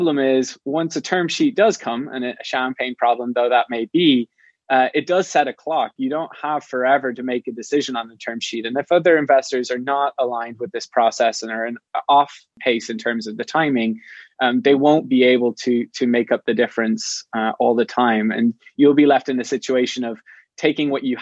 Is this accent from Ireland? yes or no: yes; Ireland; moved away as an adult; now in San Francisco, United States; I'm not from the US. I'm from Ireland. And about 10 years ago, I moved to San Francisco